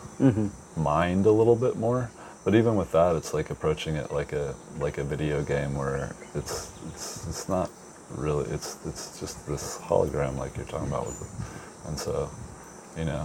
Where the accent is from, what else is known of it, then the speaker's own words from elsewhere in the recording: South Texas, United States; growing up in South Texas, where I went to elementary and junior high school